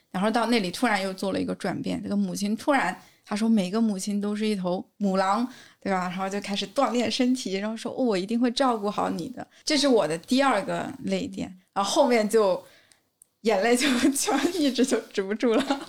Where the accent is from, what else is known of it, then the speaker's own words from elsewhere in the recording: China; 我们中国人